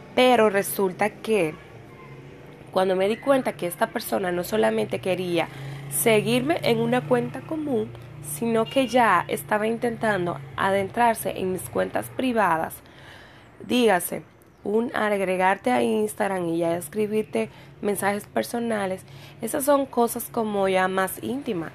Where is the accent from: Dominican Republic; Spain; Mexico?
Dominican Republic; en mi país, aquí en República Dominicana